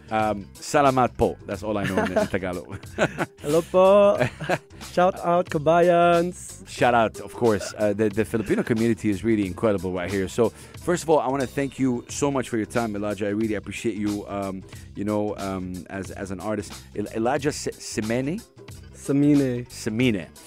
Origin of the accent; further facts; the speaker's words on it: Dubai, United Arab Emirates; I was born and raised in Dubai. Born and raised in Dubai. Dubai kid.